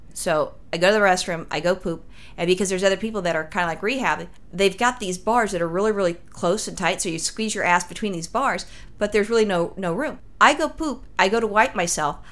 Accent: Los Angeles, California, United States; I'm from Los Angeles

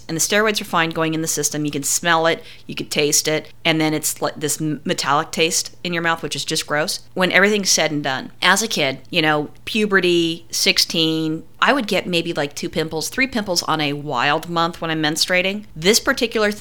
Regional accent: California, United States; we're from California. I never grew up with ticks or fleas

